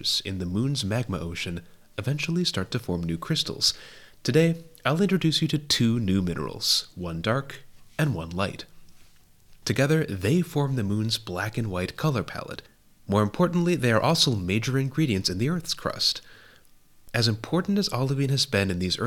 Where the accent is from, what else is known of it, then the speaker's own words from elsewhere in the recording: Wisconsin, United States; As a child growing up in Wisconsin, America's Dairyland